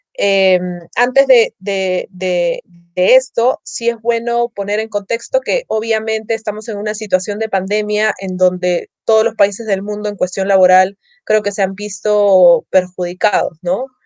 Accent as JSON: {"language": "Spanish", "country": "Peru", "said": "mi mirada como peruana"}